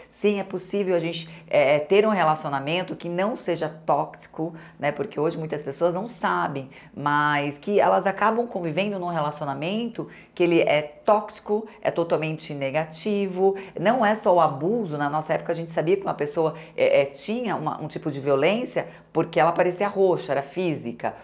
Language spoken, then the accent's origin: Portuguese; Santo André, São Paulo, Brazil; eu sou de Santo André, adoro minhas amigas de Santo André, trabalhando aos 11 anos de idade